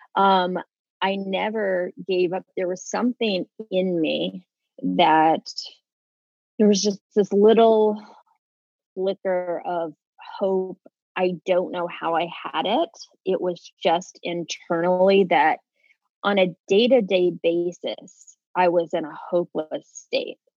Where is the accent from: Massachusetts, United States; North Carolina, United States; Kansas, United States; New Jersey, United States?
Kansas, United States; moved away as an adult; also born or lived in Los Angeles, California; I'm from Kansas originally.